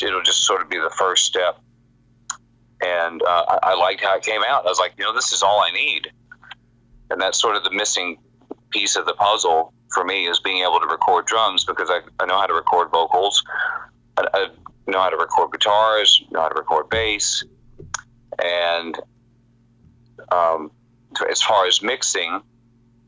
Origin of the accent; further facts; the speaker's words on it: Texas, United States; moved away as an adult; now in Los Angeles, United States; When I grew up in Texas, and when I moved to L.A. at the end of 99